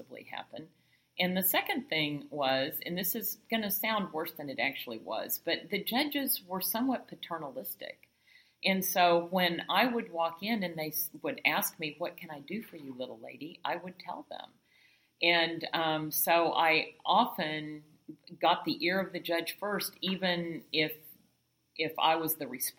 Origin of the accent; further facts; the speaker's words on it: Oklahoma City, Oklahoma, United States; moved away as an adult; also born or lived in San Antonio, Texas; now in Ashland, Oregon, United States; I grew up in Oklahoma